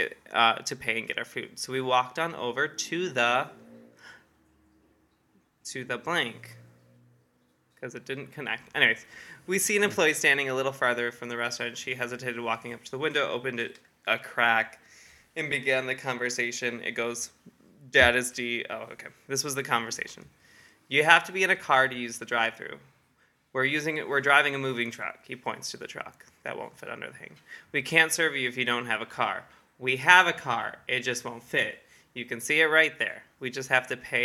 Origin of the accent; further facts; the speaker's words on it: near Detroit, Michigan, United States; I'm from Michigan and near Detroit